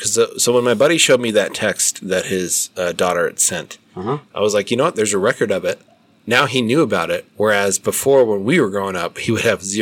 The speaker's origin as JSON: {"language": "English", "region": "Minnesota", "country": "United States", "said": "I'm from Minnesota"}